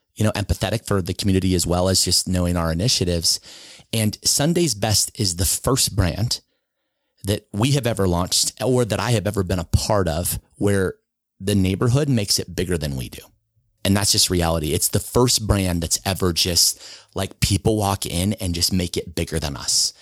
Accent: Sandy, Utah, United States; I grew up in Sandy. From the time I was two till I was seventeen, I lived in Sandy.

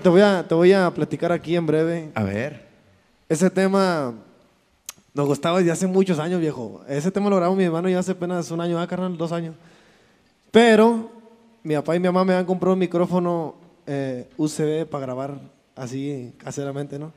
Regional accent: northern Mexico, Mexico; somos norteños, viejos, nosotros somos del norte

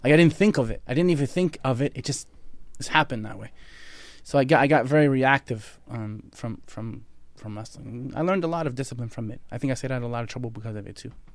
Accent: Halifax, Nova Scotia, Canada; I grew up in Nova Scotia, Canada, Halifax, Nova Scotia

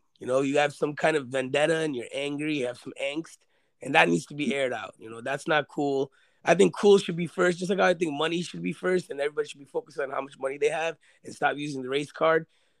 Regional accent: New York City, New York, United States; I'm from Queens.

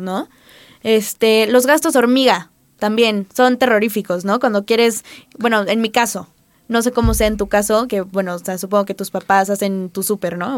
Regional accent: Acapulco, Guerrero, Mexico; now in Puebla, Mexico; yo soy foránea, soy de Acapulco

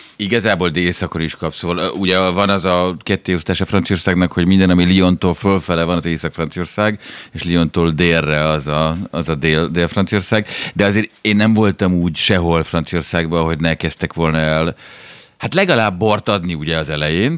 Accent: Budapest, Hungary; én ugyan a Rúzsadomban születtem, és uh, ott jártam iskolába

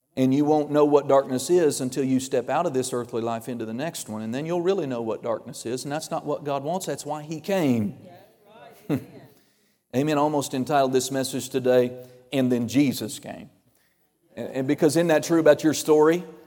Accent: Oklahoma, United States; I'm from Oklahoma

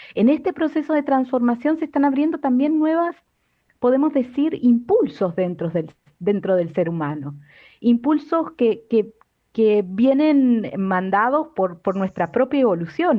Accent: Argentina; me crié en Argentina

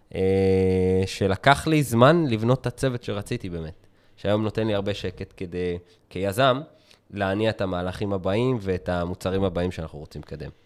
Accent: Israel; אנחנו ישראלים

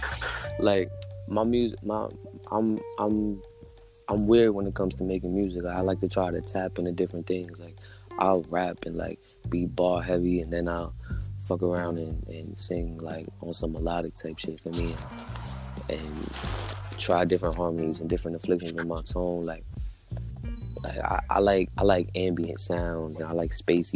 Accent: New York City, New York, United States; I'm out here from the Bronx, High Bridge, A Block

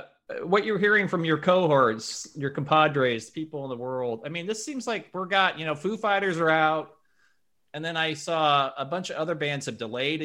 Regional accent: Lincoln, Nebraska, United States; moved away; I'm from Lincoln

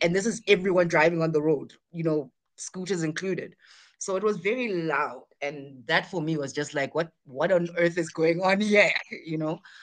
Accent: near Durban in KZN, KwaZulu-Natal, South Africa; also born or lived in Bangalore, India; I come from Africa.

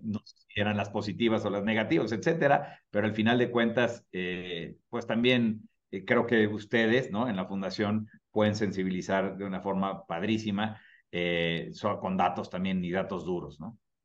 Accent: Mexico; en México como mexicano

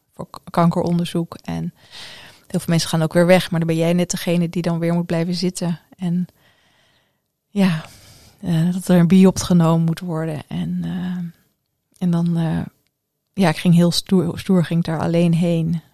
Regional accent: Ede, Gelderland, Netherlands; moved away as an adult; also born or lived in Curaçao / Amersfoort / Glasgow / Stirling; heb ik mijn ehm, lagere school en middelbare schooltijd in Ede doorgebracht.

